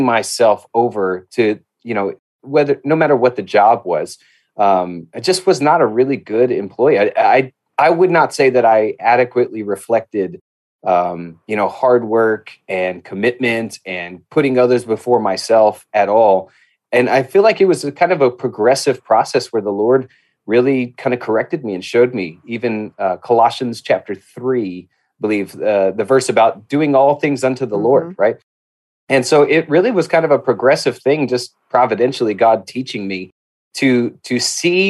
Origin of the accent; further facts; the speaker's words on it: Albuquerque, New Mexico, United States; I grew up in Albuquerque, New Mexico. That's where I grew up